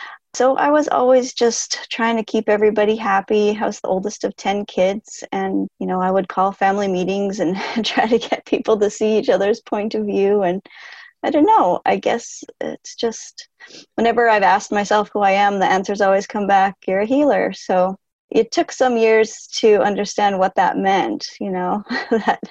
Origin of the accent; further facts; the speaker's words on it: Canada; also born or lived in United States; I'm from Canada